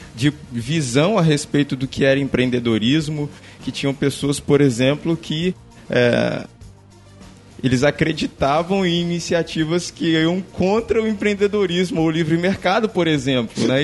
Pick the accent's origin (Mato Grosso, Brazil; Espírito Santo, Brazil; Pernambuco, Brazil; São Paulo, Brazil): Espírito Santo, Brazil; Vila Velha; eu sou de Vila Velha, Espírito Santo